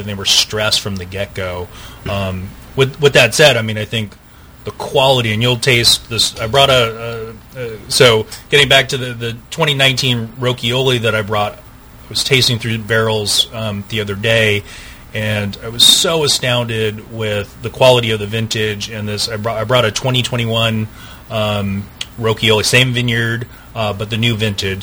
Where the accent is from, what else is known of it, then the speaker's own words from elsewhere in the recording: Washington, United States; moved away; I grew up in Washington State